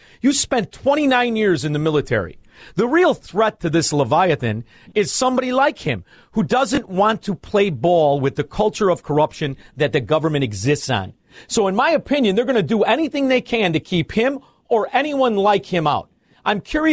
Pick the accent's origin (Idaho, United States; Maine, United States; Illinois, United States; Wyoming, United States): Illinois, United States; Chicago; I'm from Chicago